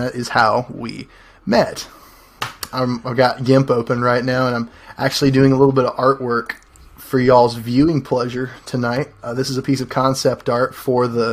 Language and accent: English; Clanton, Alabama, United States; I'm a filmmaker from Clanton, Alabama